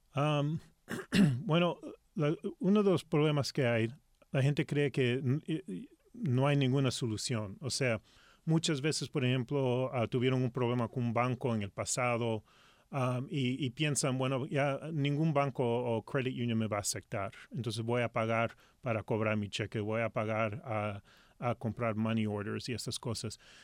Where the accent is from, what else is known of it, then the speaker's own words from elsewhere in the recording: Los Angeles, California, United States; first language Spanish; moved away as an adult; also born or lived in Lima, Peru; now in Seattle, United States; yo soy de Los Ángeles